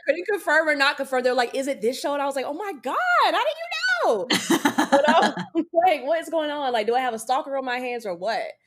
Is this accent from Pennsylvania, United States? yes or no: no; North Carolina, United States; now in Los Angeles, United States; we're both from North Carolina